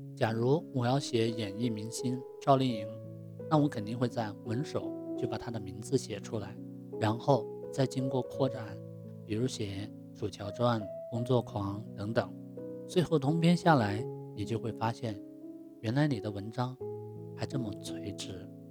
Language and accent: Chinese; China; 我们中国人